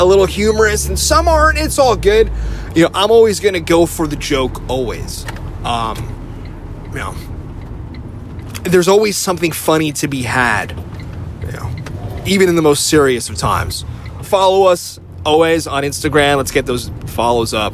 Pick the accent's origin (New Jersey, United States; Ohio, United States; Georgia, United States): New Jersey, United States; northern; moved away as an adult; also born or lived in Queens, New York; now in San Francisco, United States; I was born in Queens, but then we moved to northern New Jersey where they film, like, The Sopranos. So that's where I grew up